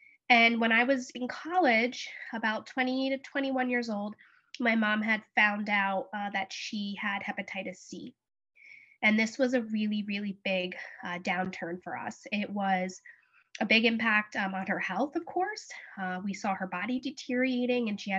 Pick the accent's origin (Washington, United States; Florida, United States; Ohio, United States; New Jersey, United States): New Jersey, United States; I'm from New Jersey